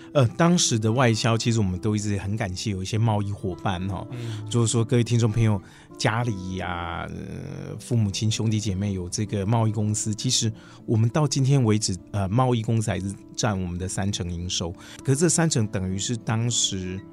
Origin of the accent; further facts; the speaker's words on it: Taichung, Taiwan; 我倒是可以从以前就在工厂长大的孩子这样可以分享